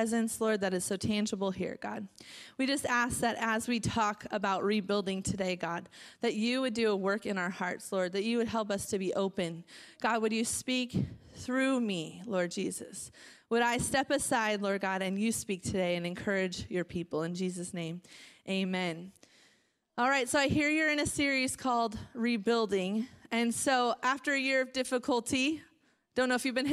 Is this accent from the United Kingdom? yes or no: no; Marysville, Washington, United States; moved away as an adult; also born or lived in Covington, Washington / Maple Valley, Washington / Phoenix, Arizona; now in Salt Lake City, United States; I was born and raised in Marysville. I was born at Everett General Hospital, raised in Marysville, moved to Covington, grew up there in a local church